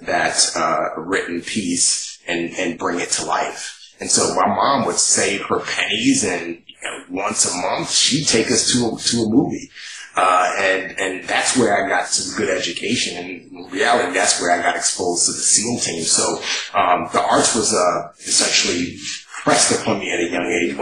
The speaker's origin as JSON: {"language": "English", "town": "New York City", "region": "New York", "country": "United States", "tie": "born or raised there", "said": "we were poor growing up in New York City"}